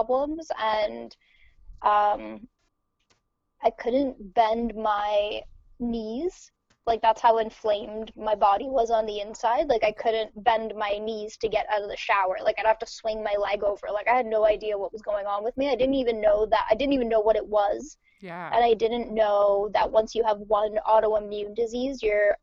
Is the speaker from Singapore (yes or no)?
no; Ontario, Canada; also born or lived in Montreal, Canada; originally I'm from Ontario, so I moved to Quebec